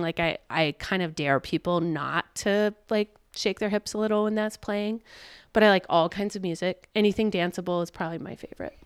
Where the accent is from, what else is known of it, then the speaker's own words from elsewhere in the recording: Richmond, Virginia, United States; now in Montana, United States; I grew up in Richmond, Virginia